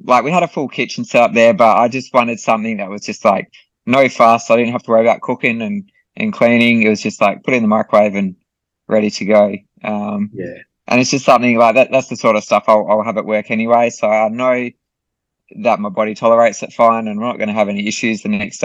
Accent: Australia; in my home country

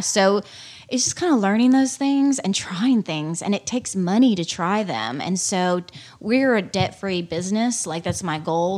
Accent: Arkansas, United States; I grew up in Arkansas and outdoors all my life

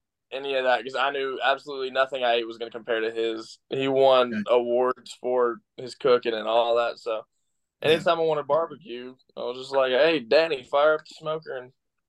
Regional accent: Mississippi, United States; also born or lived in Texas; I was born in Texas because my dad worked for Continental Express in Texas, and he got a job opportunity in Memphis and found a house in Mississippi, and we had family living there already, so we were like, all right, this will do, and it's where we settled down.

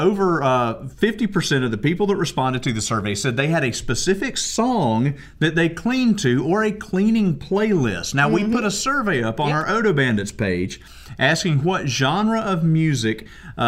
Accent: Georgia, United States; growing up in Georgia

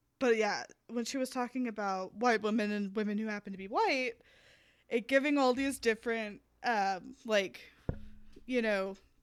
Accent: the South, United States; I grew up in the South

